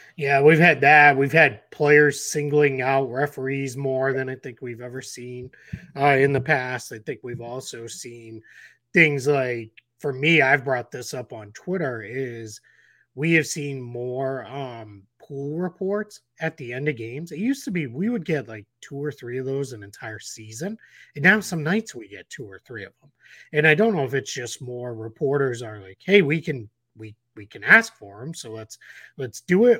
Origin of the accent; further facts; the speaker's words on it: Boston, Massachusetts, United States; I grew up in Boston in the Larry Bird, uh, era